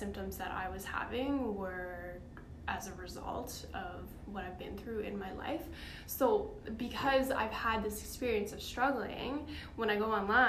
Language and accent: English; Nova Scotia, Canada; now in Vancouver, Canada; I'm from Nova Scotia.